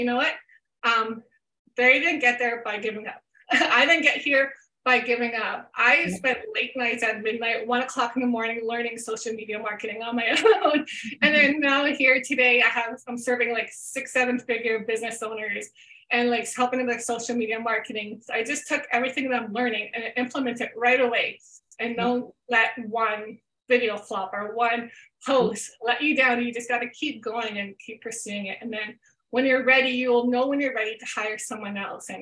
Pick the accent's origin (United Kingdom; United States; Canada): Canada; I'm Canadian